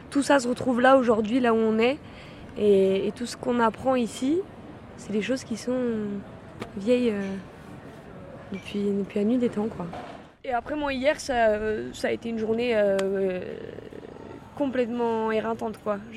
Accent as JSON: {"language": "French", "town": "Lyon", "region": "Auvergne-Rhône-Alpes", "country": "France", "said": "j'ai 23 ans, euh, je suis de Lyon à la base."}